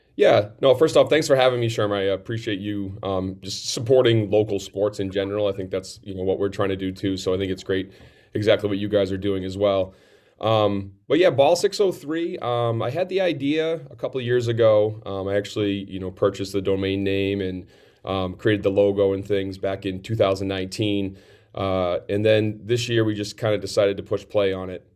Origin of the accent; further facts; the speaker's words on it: Farmington, New Hampshire, United States; in my hometown here of Farmington